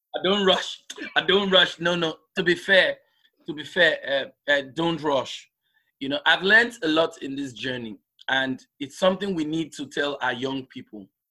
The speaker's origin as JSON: {"language": "English", "region": "Lagos", "country": "Nigeria", "tie": "born or raised there", "also_born_or_lived": "southeastern Nigeria", "moved": "yes", "said": "was born in nigeria in the southeastern part of the country and um, but because most of us in the southeastern part of the country are well traveled so we travel across the country nigeria so I grew up in Lagos"}